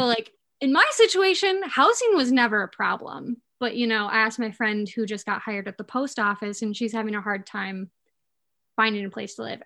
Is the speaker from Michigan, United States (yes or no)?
yes; Escanaba, Michigan, United States; moved away as an adult; now in Mackinac Island, United States; I am from Escanaba, Michigan. Um, I grew up there my whole life.